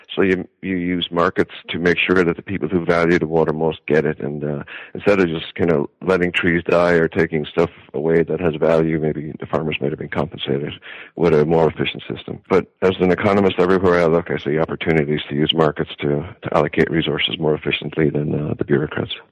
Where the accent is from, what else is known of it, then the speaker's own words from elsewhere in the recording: Wexford, Leinster, Ireland; moved away as an adult; now in Iowa, United States; I'm from Wexford